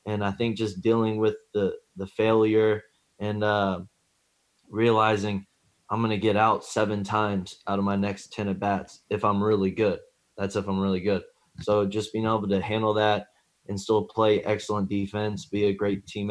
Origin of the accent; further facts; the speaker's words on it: Oxford, Mississippi, United States; growing up in Oxford, a college town